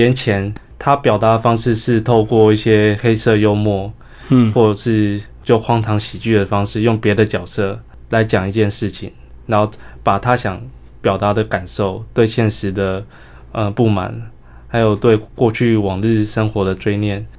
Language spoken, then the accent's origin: Chinese; Hsinchu, Taiwan; 因为我是新竹人，其实我也小时候也不生长在台南。